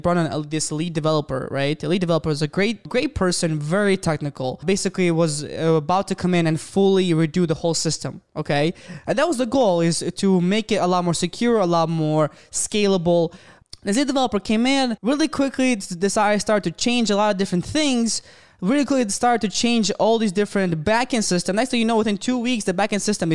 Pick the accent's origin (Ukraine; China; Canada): Ukraine; moved away as an adult; now in Michigan, United States; I'm from Ukraine, and I've been living in Michigan for the past 7 years.